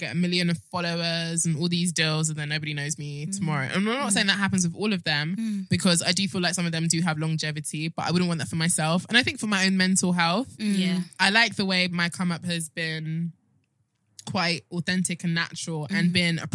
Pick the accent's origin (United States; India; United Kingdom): United Kingdom; being a Nigerian babe and being like, you know, from the UK